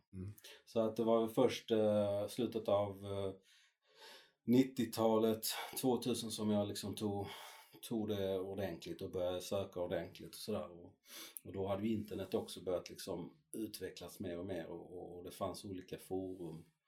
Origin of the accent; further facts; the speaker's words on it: Malmö, Skåne, Sweden; jag är uppväxt i Malmö, eh, i norra Malmö.